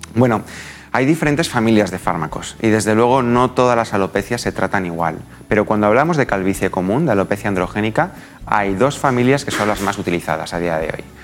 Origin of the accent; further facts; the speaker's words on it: Guadalajara, Castilla-La Mancha, Spain; soy de Guadalajara